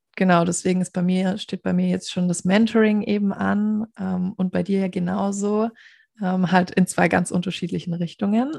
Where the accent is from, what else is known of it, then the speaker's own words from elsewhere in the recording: near Stuttgart, Baden-Württemberg, Germany; accent: Swabian; Ich komme nämlich aus der Nähe von Stuttgart